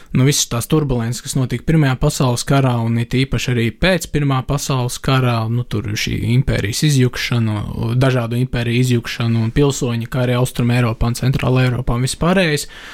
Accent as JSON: {"language": "Latvian", "country": "Latvia"}